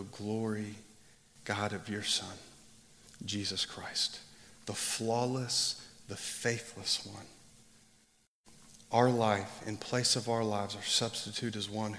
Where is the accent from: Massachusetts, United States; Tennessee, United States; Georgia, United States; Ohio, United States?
Georgia, United States; Atlanta; now in Boise, United States; I'm originally from Atlanta, but we live in Boise now